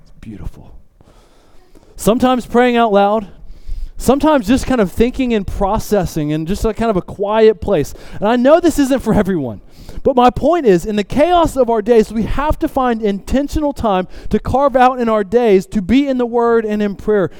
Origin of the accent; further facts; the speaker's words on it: the South, United States; I grew up in the South